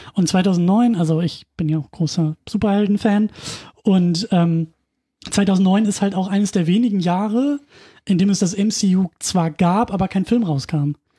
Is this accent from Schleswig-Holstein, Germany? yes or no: yes; Husum, Schleswig-Holstein, Germany; moved away; in Husum damals noch geguckt, also in meiner Heimatstadt